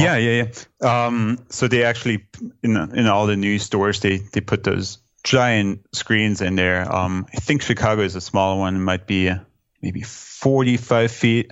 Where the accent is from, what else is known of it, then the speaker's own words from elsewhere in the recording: Germany; now in New York City, United States; growing up in Germany